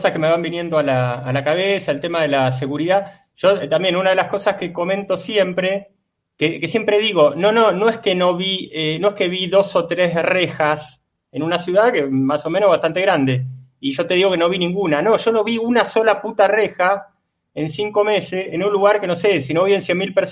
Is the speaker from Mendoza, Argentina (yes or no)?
no; Buenos Aires, Argentina; also born or lived in Valencia, Spain; si nacido y vivido en la capital de Argentina y habiendo recorrido ahí este, España y siendo valenciano adoptivo también.